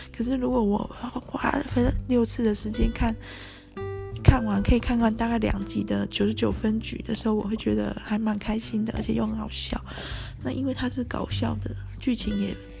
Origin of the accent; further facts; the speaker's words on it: Tainan, Taiwan; 因为我是台南人哈